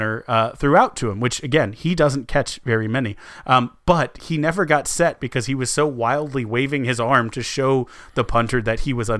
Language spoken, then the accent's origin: English; San Antonio, Texas, United States; As a kid growing up in San Antonio